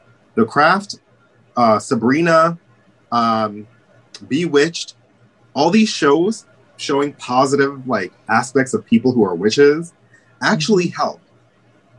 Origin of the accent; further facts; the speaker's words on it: New York City, New York, United States; I was born and raised in Brooklyn